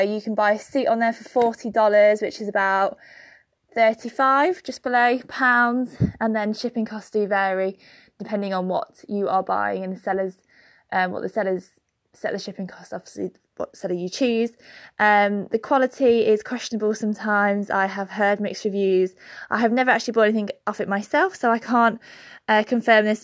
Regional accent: Birmingham, West Midlands, United Kingdom; in Birmingham, my hometown

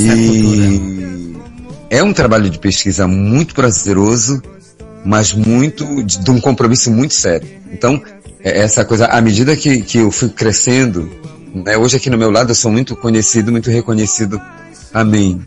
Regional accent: Belém, Pará, Brazil; na minha terra, é, Belém do Pará

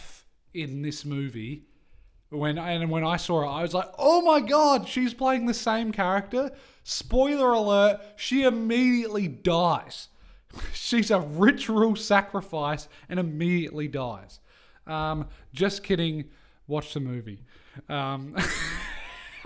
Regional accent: England, United Kingdom; we're English.

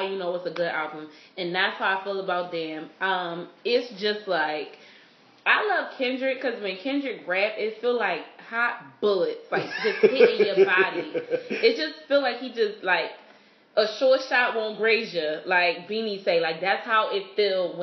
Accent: Philadelphia, Pennsylvania, United States; I'm from Philly

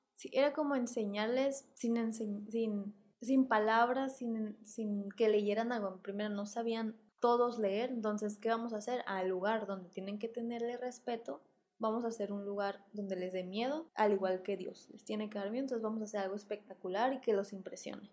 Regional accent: Mexico

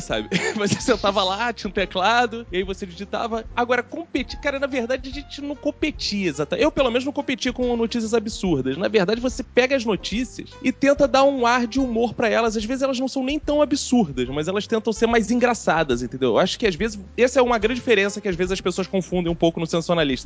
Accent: Rio de Janeiro, Brazil; eu nasci em Quintino

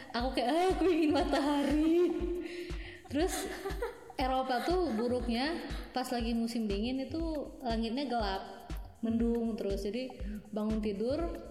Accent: Indonesia; now in Netherlands; jadi kalau kita bilang saya dari Indonesia mereka tuh bisa bilang oh ya gitu saya tahu gitu di mana

